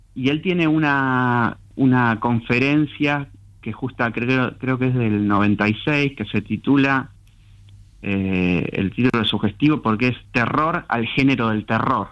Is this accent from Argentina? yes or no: yes; Lanús, Buenos Aires Province, Argentina; Soy, nací en Lanús. Sí. Este, mm, soy del conurbano, zona sur del conurbano. Viví en distintos lugares, zona sur del conurbano.